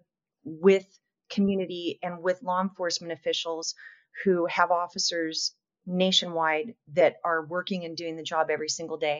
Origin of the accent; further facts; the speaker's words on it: Long Beach, California, United States; I grew up in Long Beach, California, which is a pretty large city in Los Angeles County.